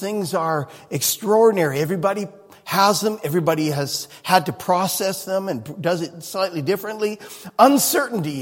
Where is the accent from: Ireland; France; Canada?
Canada; Growing up in Canada